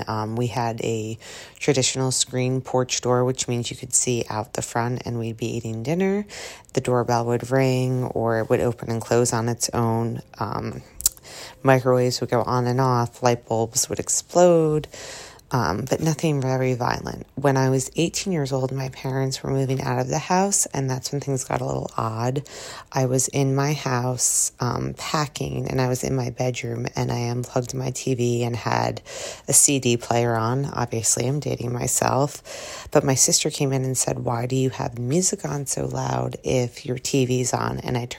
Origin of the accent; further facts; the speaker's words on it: New Jersey, United States; I'm from New Jersey